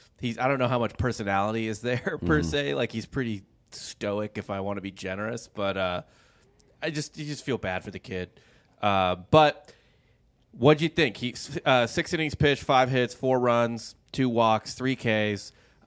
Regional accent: St. Louis, Missouri, United States; I'm from St. Louis, St. Louis Rams fan, or used to be

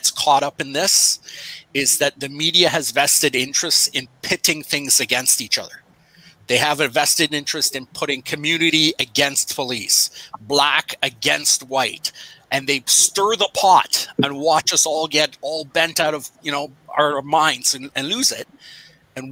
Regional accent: Pickering, Ontario, Canada; I grew up in Pickering

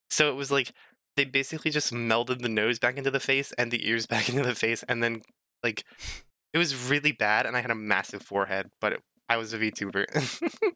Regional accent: United States; I'm an American

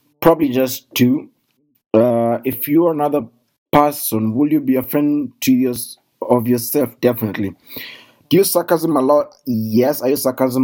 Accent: Kenya; now in Germany; I come from Kenya and currently I live in Germany

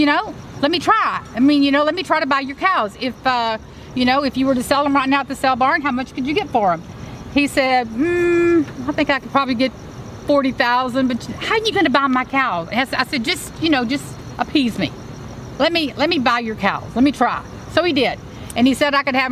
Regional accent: Houston, Texas, United States; I'm a city girl. You know, I wasn't raised on the ranch. Mm-hmm. I was raised in Houston

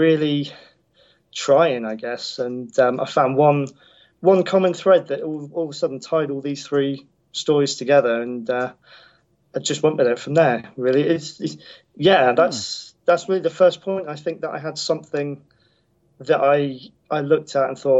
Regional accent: United Kingdom; being a Brit as well

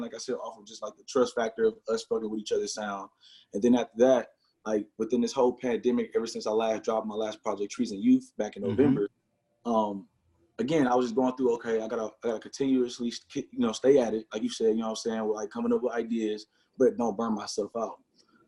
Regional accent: Milwaukee, Wisconsin, United States; growing up on the Northside

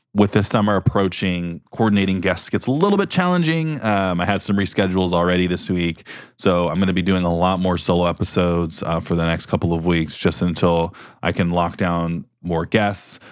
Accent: Beaverton, Oregon, United States; I'm from Beaverton, Oregon

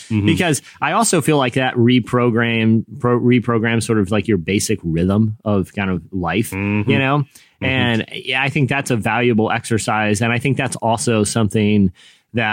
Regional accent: Virginia Beach, Virginia, United States; I grew up in, you know, Virginia Beach

